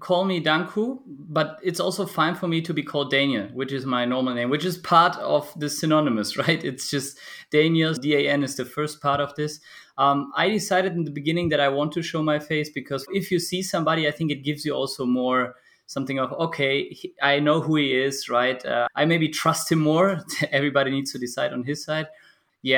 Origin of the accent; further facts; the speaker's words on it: Germany; born in Germany, and I guess you can call me a classical European. I was raised here in Germany